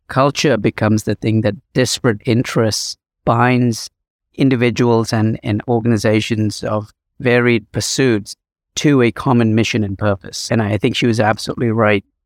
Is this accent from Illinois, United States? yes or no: yes; Chicago, Illinois, United States; my hometown, Chicago